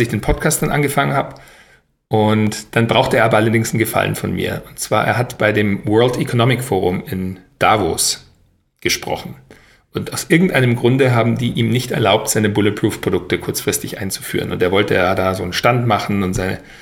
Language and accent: German; Weilheim, Bavaria, Germany; moved away as an adult; also born or lived in United States / Paris / Berlin; Ich bin ja aufgewachsen in Weilheim in Oberbayern